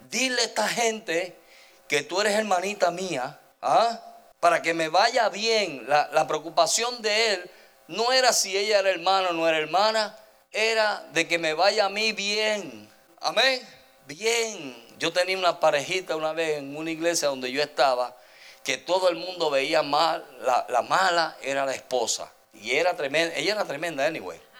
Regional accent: El Salvador; now in United States; Mire, cuando yo vine de El Salvador para acá, nosotros parecíamos el hotel Howard Johnson

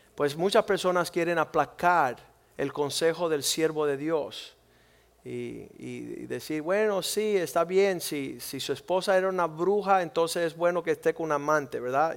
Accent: Cuba; moved away; nosotros somos cubanos y nunca hemos podido disfrutar nuestro país

